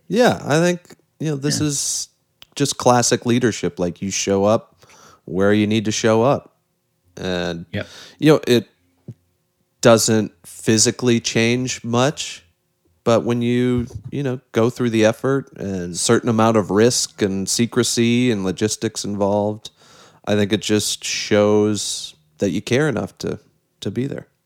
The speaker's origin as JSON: {"language": "English", "town": "South Bend", "region": "Indiana", "country": "United States", "said": "I'm from South Bend and have a soft spot for my former mayor Pete Buttigieg"}